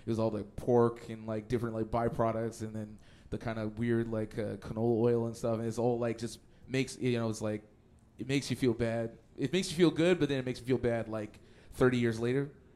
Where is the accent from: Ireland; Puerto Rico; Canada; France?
Canada; Edmonton, Alberta; moved away; I'm from Edmonton originally